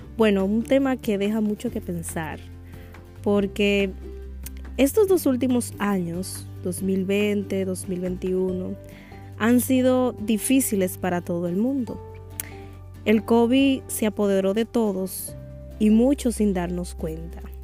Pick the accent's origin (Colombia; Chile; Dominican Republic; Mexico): Dominican Republic; Como buena dominicana